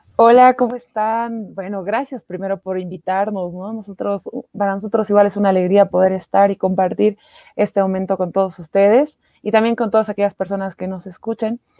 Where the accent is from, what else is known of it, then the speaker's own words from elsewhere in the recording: El Alto, La Paz, Bolivia; yo soy del Alto, yo vivo en una parroquia